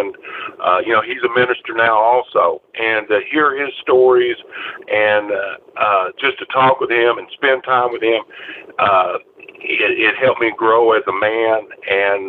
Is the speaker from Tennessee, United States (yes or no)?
yes; East Tennessee, United States; I grew up in East Tennessee